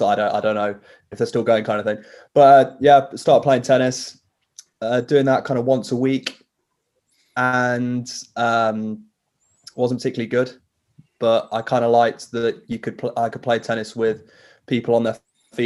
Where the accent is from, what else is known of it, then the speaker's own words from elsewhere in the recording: Nottingham, East Midlands, United Kingdom; I wanted to be a Nottingham Forest player because that's where I'm from